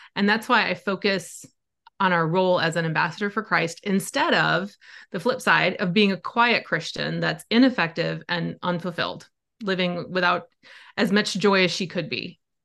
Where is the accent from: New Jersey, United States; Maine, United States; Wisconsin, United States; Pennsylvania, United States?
Wisconsin, United States; I grew up in Wisconsin. I still love it. It's still home to me